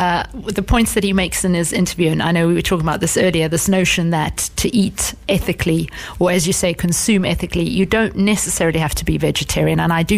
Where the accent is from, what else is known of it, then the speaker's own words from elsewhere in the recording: South Africa; now in The Hague, Netherlands; I'm from South Africa.